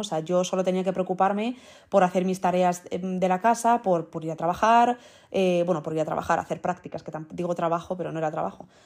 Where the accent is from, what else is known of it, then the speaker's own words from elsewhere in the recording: Madrid, Community of Madrid, Spain; also born or lived in Netherlands / United States; yo soy de aquí, o sea, yo he crecido aquí, digamos, entre comillas, con cuatro años es como si hubiese nacido aquí toda la vida